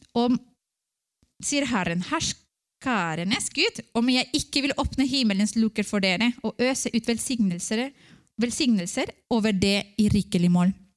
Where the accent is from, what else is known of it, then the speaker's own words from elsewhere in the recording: Ecuador; Norwegian is a second language; now in Norway; jeg vokste opp i Ecuador, og det var mange misjonærer som kom.